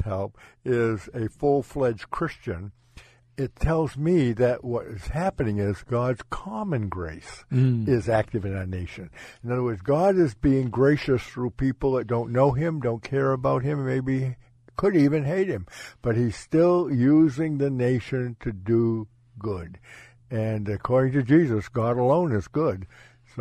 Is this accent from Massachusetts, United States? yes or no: yes; Ipswich, Massachusetts, United States; moved away; I'm from Ipswich originally, and that was the plantation at Agawam